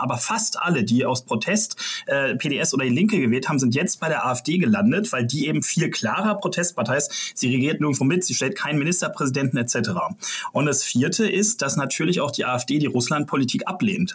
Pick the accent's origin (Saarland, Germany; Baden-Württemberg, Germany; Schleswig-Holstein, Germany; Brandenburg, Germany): Brandenburg, Germany; das sage ich als Brandenburger